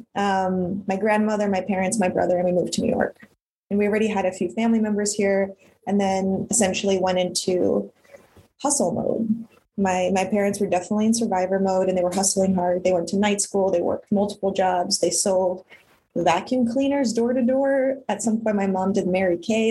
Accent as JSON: {"language": "English", "country": "Ukraine", "tie": "born or raised there", "said": "I was born in Ukraine at, at the collapse of the Soviet Union"}